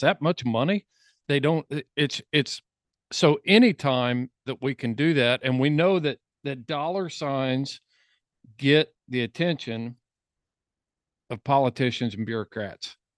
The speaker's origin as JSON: {"language": "English", "region": "Indiana", "country": "United States", "said": "I'm from Indiana and not Colorado"}